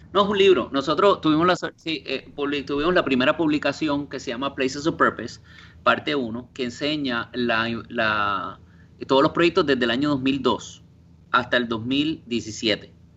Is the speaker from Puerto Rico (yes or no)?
yes; Guaynabo, Puerto Rico; moved away as an adult; also born or lived in Indiana, United States / Italy; now in New York, United States; yo alegue que soy puertorriqueño, que allá me ven cuando te, pues, me miran raro cuando tengo acento